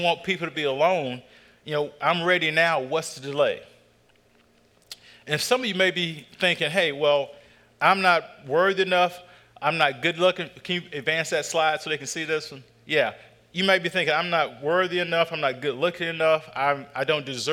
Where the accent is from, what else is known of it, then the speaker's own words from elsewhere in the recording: North Carolina, United States; I grew up in North Carolina